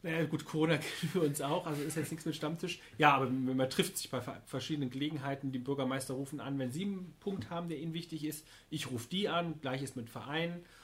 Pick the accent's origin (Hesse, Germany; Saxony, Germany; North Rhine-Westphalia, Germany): Hesse, Germany; Niestetal; ich komme aus Niestetal